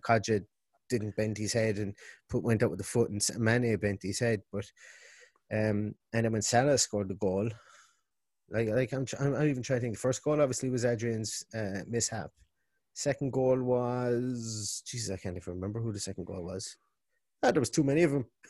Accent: Limerick, Munster, Ireland; now in Galway, Ireland; I'm originally from Limerick, yeah. living above in Galway

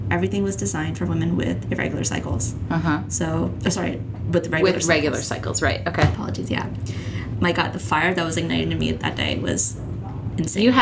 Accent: India; I mean, so I'm I'm Indian, mm-hmm. and uh, I'm sure if any of your listeners are Indian as well

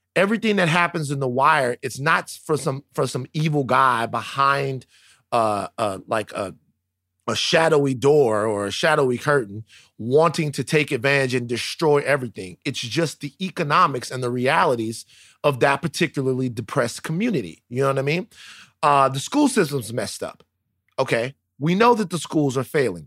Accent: Baton Rouge, Louisiana, United States; I'm growing up in South Baton Rouge

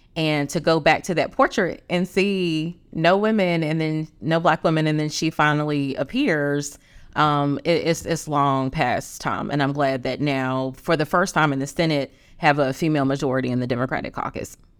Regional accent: Greensboro, North Carolina, United States; being born and raised in Greensboro

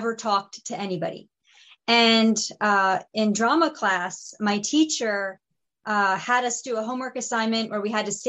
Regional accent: Pennsylvania, United States; there was this show called The Mayor of Easttown with Kate Winslet filming in my hometown

